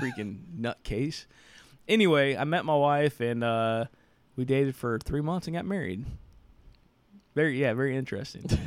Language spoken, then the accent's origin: English; Southern Indiana, United States; growing up in Southern Indiana